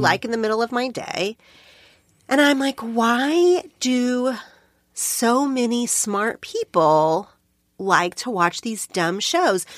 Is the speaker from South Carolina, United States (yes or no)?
no; Oklahoma, United States; moved away as an adult; now in Los Angeles, United States; my hometown in Oklahoma